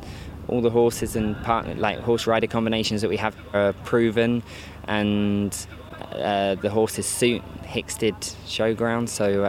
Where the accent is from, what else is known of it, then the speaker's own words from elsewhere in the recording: United Kingdom; my home country